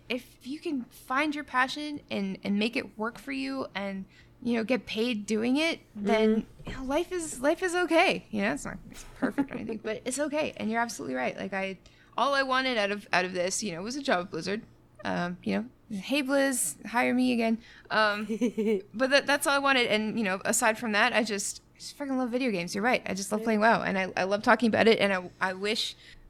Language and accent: English; Canada; As a Canadian, I cannot do that. It's very rude.